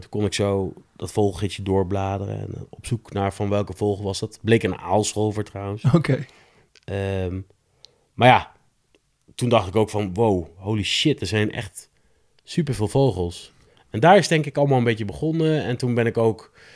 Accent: Nijmegen, Gelderland, Netherlands; een jongen uit Nijmegen, opgegroeid in Nijmegen-Zuid

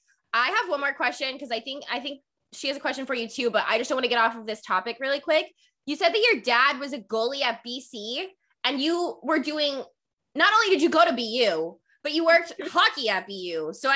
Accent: the South, United States; moved away as an adult; also born or lived in Alabama / New Hampshire; I'm from the South

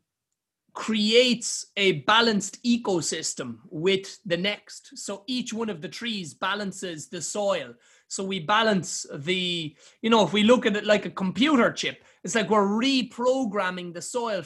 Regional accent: Ireland; We're Irish people

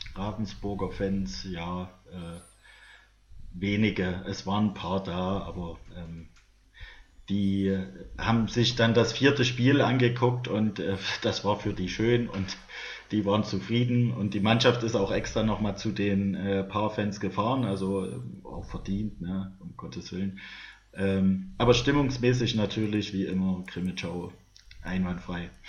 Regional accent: Saxony, Germany; als Sachse

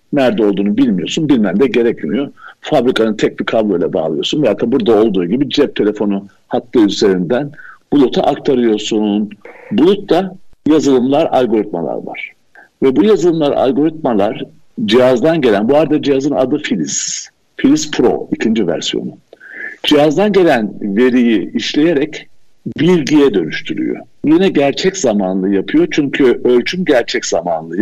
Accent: Koçarlı, Aydın, Turkey; also born or lived in Istanbul / Vienna, Austria / Izmir; now in Urla, Turkey; Aydın Koçarlı doğumluyum. Yani köy kökenliyim.

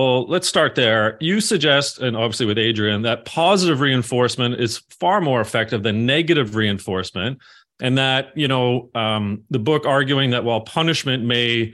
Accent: Canada; fellow Canuck

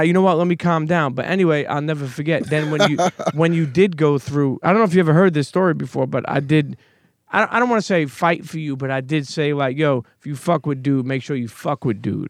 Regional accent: New York City, New York, United States; also born or lived in Bensonhurst, Brooklyn; I grew up in Coney Island, but then I moved when I was a teenager to Bensonhurst

